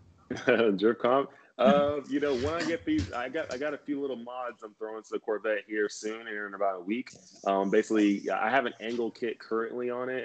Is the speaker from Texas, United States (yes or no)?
yes; Texas, United States; moved away as an adult; growing up in Texas